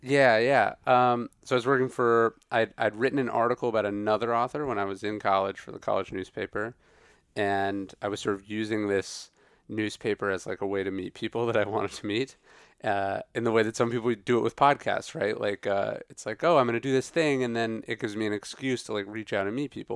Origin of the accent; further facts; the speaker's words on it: Sacramento, California, United States; also born or lived in Riverside; I grew up outside Sacramento